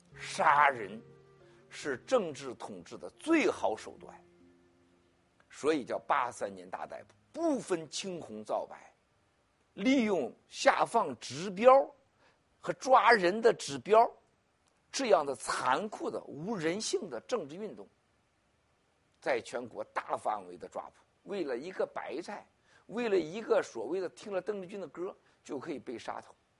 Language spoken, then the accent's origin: Chinese; Shandong, China; moved away as an adult; 在我们山东老家